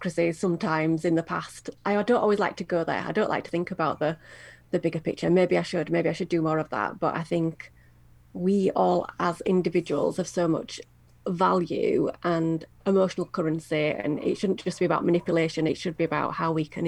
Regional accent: United Kingdom; in the UK I think we are very charitable, and I don't know if that's just our society

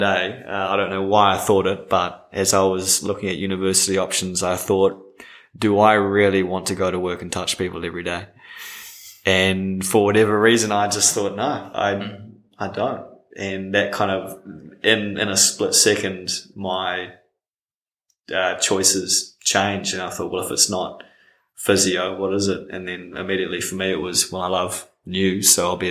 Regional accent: Auckland, New Zealand; moved away as an adult; now in Wellington, New Zealand; born and raised in Auckland

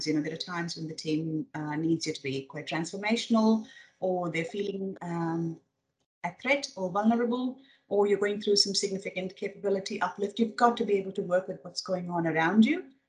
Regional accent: India; English is a second language; also born or lived in Middle East / Michigan, United States; now in Australia; Grew up in India. Well, born and raised.

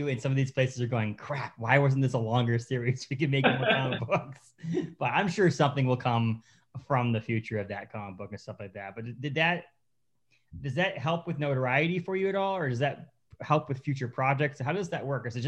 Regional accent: Kittery, Maine, United States; also born or lived in Newburyport, Massachusetts / Massachusetts; now in Bangor, United States; I was born in Massachusetts, born in Norburyport, and spent 10 years in Kittery. Went back to Massachusetts for 10 years, and I've been back up in Maine, up in the Bangor area

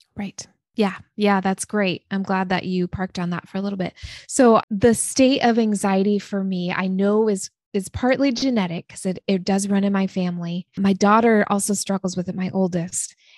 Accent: Oregon, United States; also born or lived in San Diego, California; my family moved to Oregon when I was six years old. So I grew up in a small town in Oregon, very small

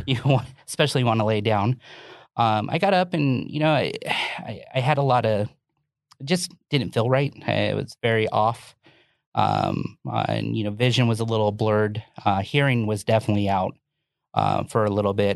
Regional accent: Orlando, Florida, United States; I grew up originally in Orlando, Florida

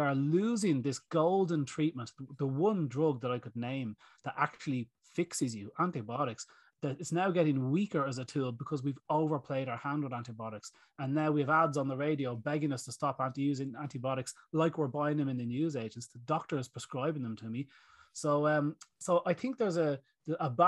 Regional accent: Greystones, County Wicklow, Ireland; Pharmacies in my hometown here in Greystones, we've got 8 pharmacies

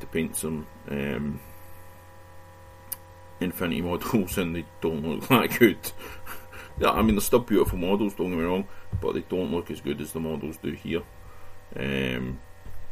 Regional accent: Scotland, United Kingdom; being Scottish

